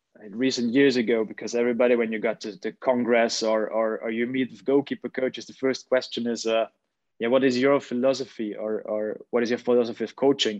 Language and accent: English; Austria; moved away as an adult; now in Groningen, Netherlands; I reached it in the Academy of Austria Vienna, which is first league in Austria, my home country